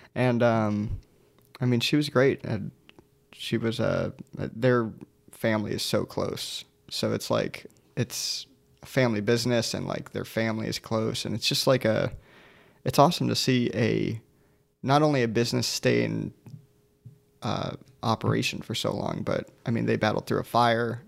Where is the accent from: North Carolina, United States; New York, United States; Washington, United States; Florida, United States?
Florida, United States; Sarasota; now in Orlando, United States; I grew up in Sarasota